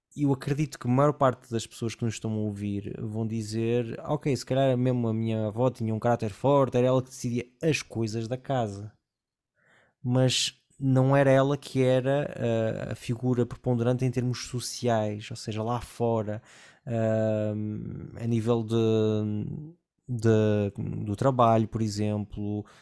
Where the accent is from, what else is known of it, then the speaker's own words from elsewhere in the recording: Porto, Norte, Portugal; moved away as an adult; eu fui criado numa cidade do Porto, onde havia quase zero imigração